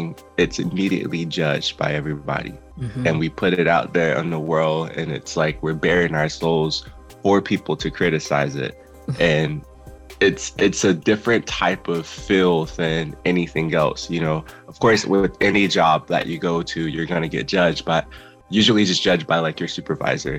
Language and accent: English; Fort Lauderdale, Florida, United States; moved away as an adult; now in Orlando, United States; I'm originally from Fort Lauderdale, Florida, which is about 3 hours south from here